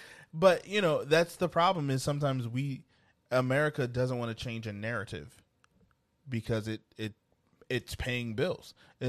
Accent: United States; I unfortunately have to say I'm American.

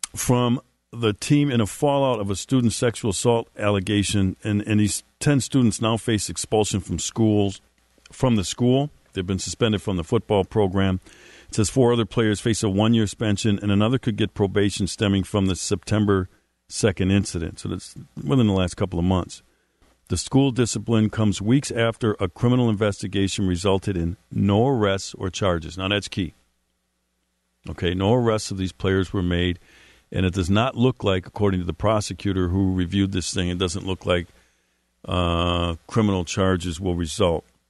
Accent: Milwaukee, Wisconsin, United States; my hometown of Milwaukee, Wisconsin

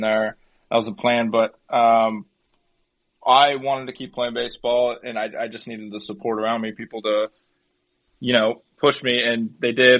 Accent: Turlock, California, United States; growing up in Turlock

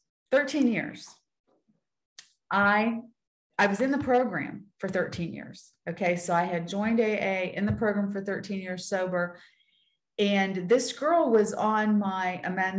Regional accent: Weirton, West Virginia, United States; I'm from Weirton, West Virginia

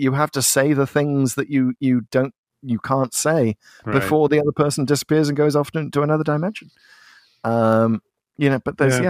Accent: Liverpool, North West England, United Kingdom; So as a Scouser myself, of course Liverpool is kind of steeped in seafaring history.

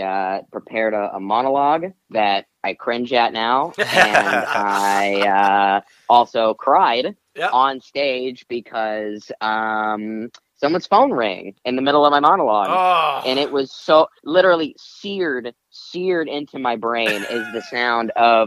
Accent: Odessa, Texas, United States; also born or lived in Chattanooga, Tennessee / Lubbock, Texas; now in Los Angeles, United States; I moved to Odessa, Texas when I was six

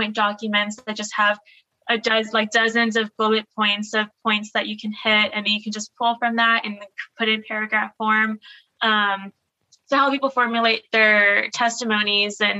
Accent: Laredo, Texas, United States; I'm from Laredo, my house is like 2.5 miles away from the border. That's my community.

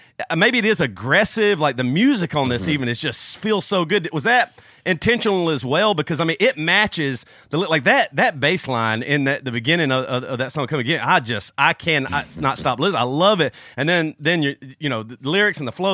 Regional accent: Greer, South Carolina, United States; I grew up in Greer, South Carolina

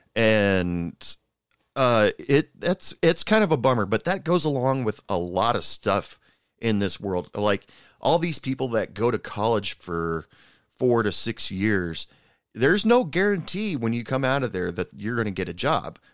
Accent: Portland, United States; moved away as an adult; now in Odessa, United States; I'm originally from the Portland area

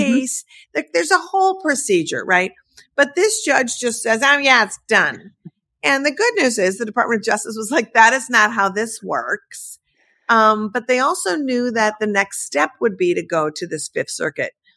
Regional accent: Midwest, United States; I'm from the Midwest.

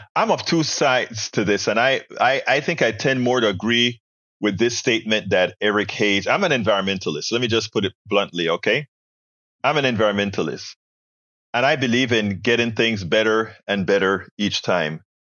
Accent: Panama; moved away; also born or lived in Texas; we in school in Panama

